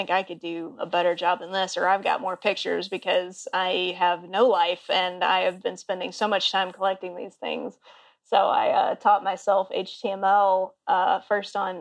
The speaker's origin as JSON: {"language": "English", "town": "Auburn", "region": "Alabama", "country": "United States", "tie": "born or raised there", "also_born_or_lived": "Baltimore / Boston / Columbia, South Carolina / Austin, Texas", "moved": "as an adult", "lives_now": "Seattle, United States", "said": "I grew up in Auburn."}